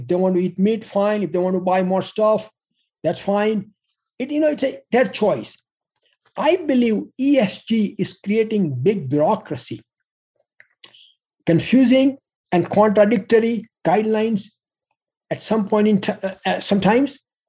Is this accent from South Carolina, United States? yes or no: no; Pueblo, Colorado, United States; bought Rocky Mountain Steel in my hometown, Pueblo, Colorado, and he is one of the large employers.